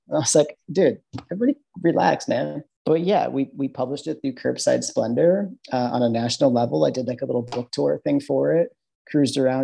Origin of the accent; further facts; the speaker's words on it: Midwest, United States; accent: Midwestern; my Midwestern accent